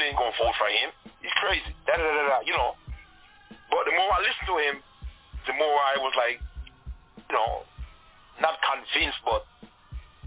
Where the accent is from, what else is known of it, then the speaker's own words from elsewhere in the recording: Jamaica; my community in Jamaica.